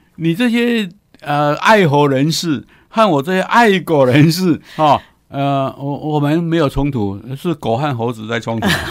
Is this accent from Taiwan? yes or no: yes; Taiwan; 我们台湾人